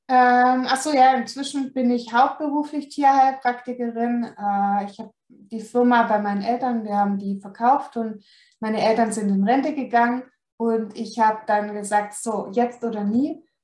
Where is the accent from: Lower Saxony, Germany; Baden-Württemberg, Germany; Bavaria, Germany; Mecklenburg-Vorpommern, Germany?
Baden-Württemberg, Germany; Und ihr hört es vielleicht, ich komme aus dem Süden Deutschlands, also aus Baden-Württemberg.